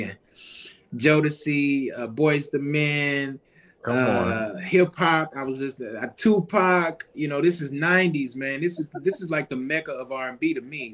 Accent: Baton Rouge, Louisiana, United States; especially being in Baton Rouge. You know, we in, in my hometown of Louisiana

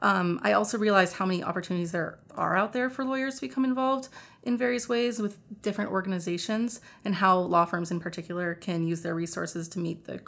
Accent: California, United States; Well, I'm from California

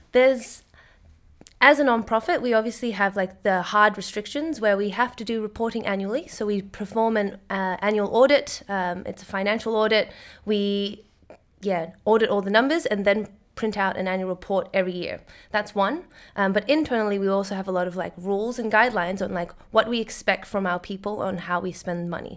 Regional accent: Sydney, New South Wales, Australia; moved away as an adult; now in Netherlands; I am originally from Sydney, Australia, but I moved to the Netherlands to work at the Ocean Cleanup

